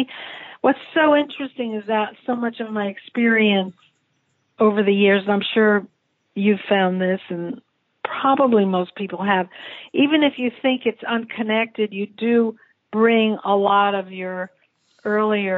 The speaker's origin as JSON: {"language": "English", "region": "New Jersey", "country": "United States", "also_born_or_lived": "California / Japan / New Haven", "moved": "yes", "said": "I was from New Jersey originally"}